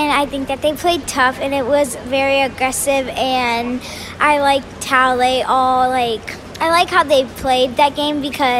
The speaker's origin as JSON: {"language": "English", "town": "Norfolk", "region": "Virginia", "country": "United States", "said": "I'm from Norfolk, Virginia."}